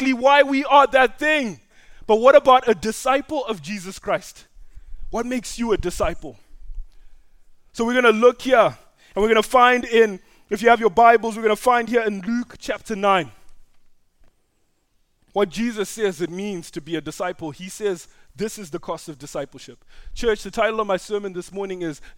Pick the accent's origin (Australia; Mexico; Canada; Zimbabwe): Zimbabwe; moved away; I'm Zimbabwean because I was born in Zimbabwe